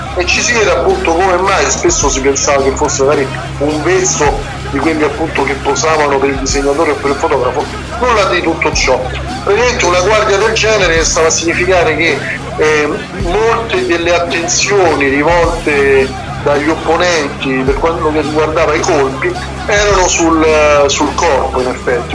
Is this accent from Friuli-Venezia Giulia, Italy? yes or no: no; Rome, Lazio, Italy; che siamo romani